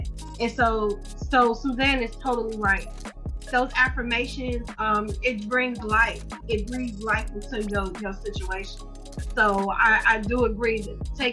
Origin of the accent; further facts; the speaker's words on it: Chicago, Illinois, United States; also born or lived in Detroit, Michigan; I was born in Detroit, raised in Chicago